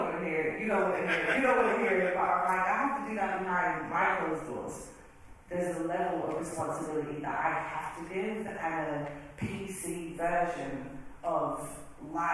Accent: United Kingdom; moved away as an adult; now in United States; I am British.

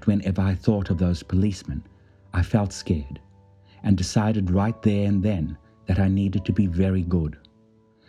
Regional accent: South Africa; Life as a young boy growing up in South Africa

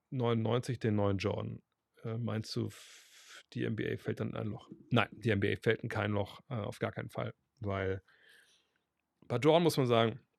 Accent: Berlin, Germany; wenn ich alle Berlin-Fan wäre, bin, aus Berlin, habe ich nicht die Wahl.

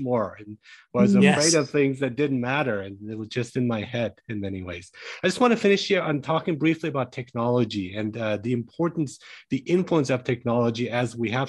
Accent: Germany; moved away; So I grew up in Germany

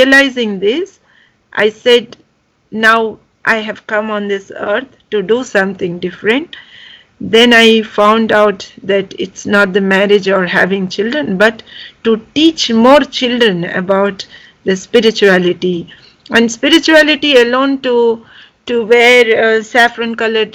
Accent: Visakhapatnam, Andhra Pradesh, India; moved away as an adult; now in Frankfurt, Germany; I'm from India. I come from Visakhapatnam and I'm living in Frankfurt or in Germany since 25 years

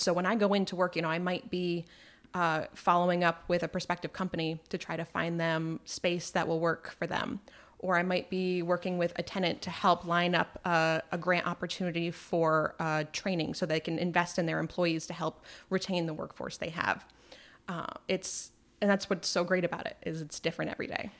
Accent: Malone, New York, United States; moved away as an adult; now in Plattsburgh, United States; I grew up in Malone, just outside of Malone, New York

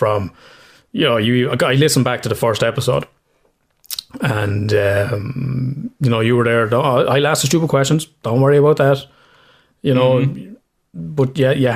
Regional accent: County Kildare, Ireland; accent: Irish accent, Kildare accent; my fucking accent is my Irish accent, Kildare accent

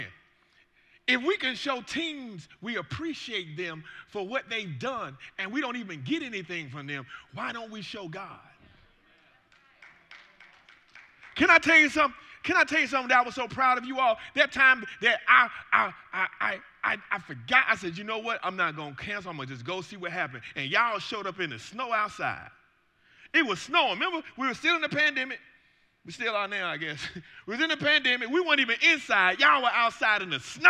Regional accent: Atlanta, Georgia, United States; moved away; also born or lived in Virginia; I'm from Atlanta

